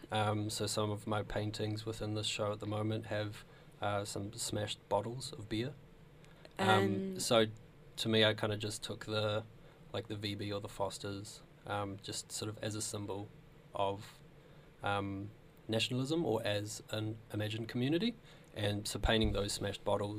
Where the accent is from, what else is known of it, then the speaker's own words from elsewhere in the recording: New Zealand; moved away as an adult; now in Australia; I'm originally from New Zealand